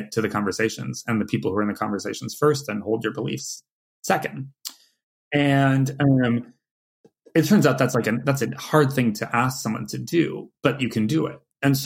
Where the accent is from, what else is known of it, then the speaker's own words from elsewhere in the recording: California, United States; moved away as an adult; now in New York, United States; from California